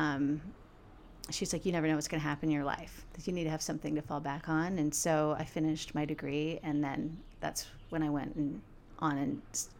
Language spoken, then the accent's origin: English; Georgia, United States; moved away as an adult; also born or lived in San Francisco, United States; now in Utah, United States; I grew up in Georgia, and I was raised by a single